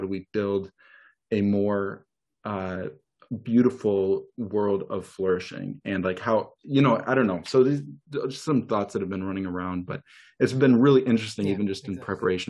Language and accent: English; Minneapolis, Minnesota, United States; also born or lived in North Dakota; I grew up in Minneapolis, Minnesota, but a lot of my family were Norwegian immigrants kind of in North Dakota and Minnesota, especially who came over in the late 1800s, early 1900s.